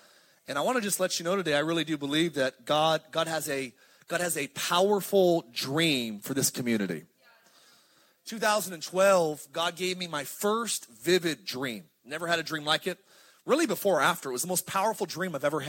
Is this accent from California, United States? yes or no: yes; Palmdale, California, United States; also born or lived in Lancaster, California; I'm from the high desert. My family's all from Pasadena. But I grew up in Palmdale, Lancaster